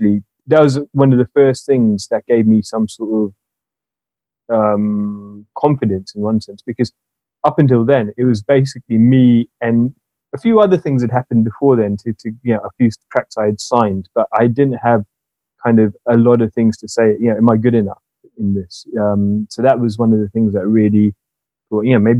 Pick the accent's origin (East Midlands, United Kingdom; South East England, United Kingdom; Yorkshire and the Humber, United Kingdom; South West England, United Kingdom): South East England, United Kingdom; Southampton; moved away as an adult; now in London, United Kingdom; I grew up in Southampton on the South Coast